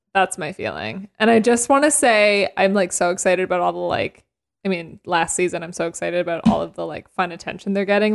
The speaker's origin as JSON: {"language": "English", "country": "Canada", "said": "I'm Canadian"}